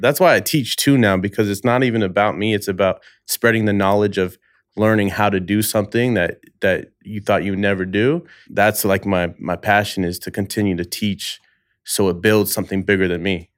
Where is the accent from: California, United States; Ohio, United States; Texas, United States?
California, United States; Bay Area; moved away as an adult; now in Los Angeles, United States; I've only been in L A five years now. I'm from the Bay Area.